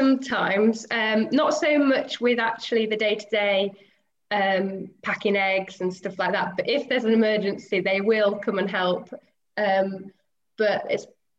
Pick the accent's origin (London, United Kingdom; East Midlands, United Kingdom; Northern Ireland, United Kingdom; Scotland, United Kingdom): East Midlands, United Kingdom; Lincolnshire; I'm from Lincolnshire. I've grown up in farming, so I've been in it all my life.